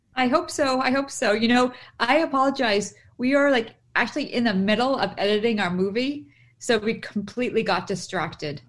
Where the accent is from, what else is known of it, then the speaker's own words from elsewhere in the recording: Boston, Massachusetts, United States; I'm from Boston.